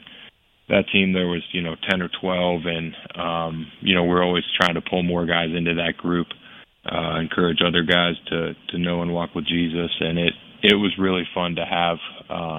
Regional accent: Pittsburgh, Pennsylvania, United States; my hometown team in Heinz Field

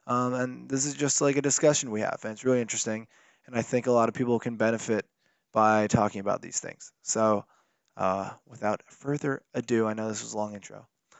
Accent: Connecticut, United States; I came here from Connecticut, and there was just, like, not any comedy club.

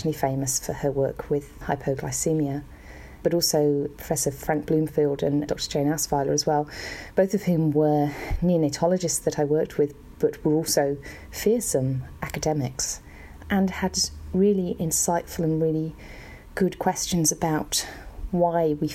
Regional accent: Brockworth, South West England, United Kingdom; moved away as an adult; also born or lived in London, United Kingdom / New Zealand; I grew up in Brockworth in the UK

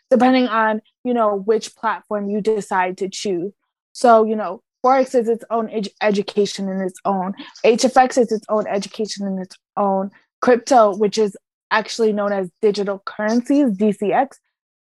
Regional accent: Connecticut, United States; also born or lived in Puerto Rico; I'm actually from Puerto Rico. I was born there, but I was raised in Connecticut for most of my life

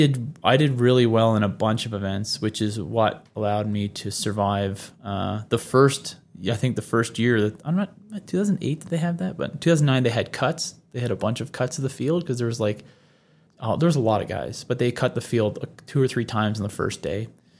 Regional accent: Newfoundland and Labrador, Canada; I'm from the Labrador section. I'm not the island. I'm not the islander. Mm-hmm. But I guess that my accent 10 years ago, 15 years ago, definitely would have suggested I was a Newfie.

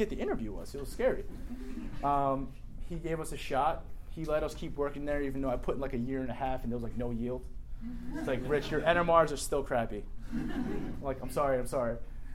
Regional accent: New Jersey, United States; I grew up in New Jersey

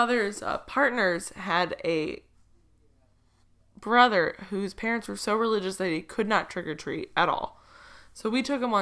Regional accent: Ohio, United States; I grew up in a like small town in Ohio

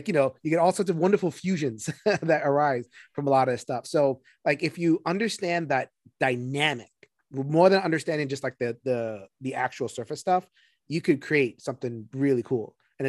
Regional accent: New York City, New York, United States; I'm from New York City.

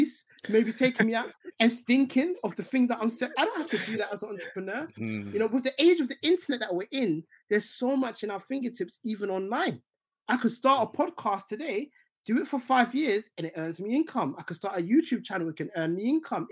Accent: London, United Kingdom; also born or lived in Essex; growing up in Tottenham initially

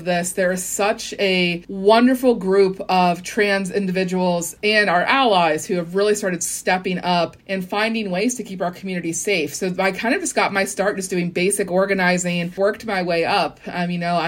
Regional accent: West Virginia, United States; I am from West Virginia

